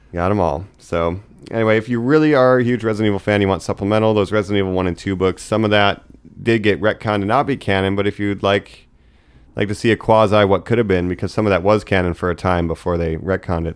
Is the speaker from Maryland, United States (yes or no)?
no; Geauga County, Ohio, United States; I'm from Geauga County, Ohio